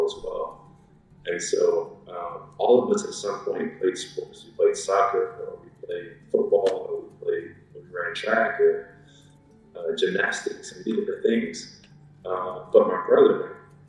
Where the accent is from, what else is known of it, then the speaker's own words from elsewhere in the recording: Rock Hill, South Carolina, United States; moved away; also born or lived in Germany; I'm from Rock Hill, South Carolina, originally.